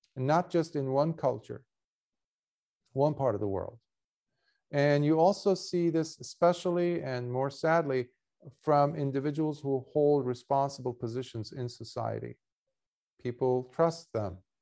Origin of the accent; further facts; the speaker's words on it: Beirut, Beirut Governorate, Lebanon; moved away; I was born in Beirut and, and, and Lebanon, uh, in Beirut, Lebanon